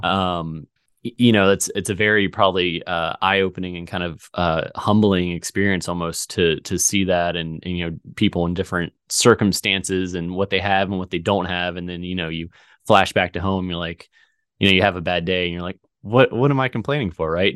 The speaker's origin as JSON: {"language": "English", "region": "Virginia", "country": "United States", "tie": "born or raised there", "also_born_or_lived": "Missouri", "moved": "as an adult", "said": "I'm in, in Missouri now, but, you know, I grew up in Virginia in a very small town"}